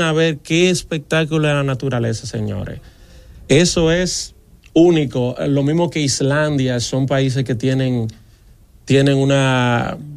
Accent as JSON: {"language": "Spanish", "country": "Dominican Republic", "said": "yo, un dominicano"}